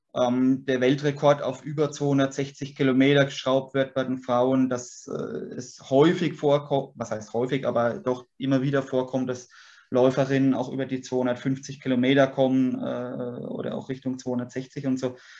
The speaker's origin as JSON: {"language": "German", "town": "Würzburg", "region": "Bavaria", "country": "Germany", "tie": "born or raised there", "also_born_or_lived": "Sulzbach am Taunus, Hesse", "moved": "as an adult", "said": "ich bin Franke. Ich bin, bin äh, sehe mich ganz klar als Würzburger, bin hier aufgewachsen"}